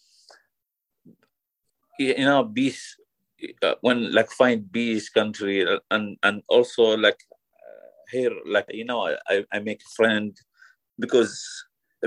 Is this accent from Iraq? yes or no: yes; Iraq; English is a second language; moved away as an adult; now in United Kingdom; I'm from Iraq. Now I live in UK.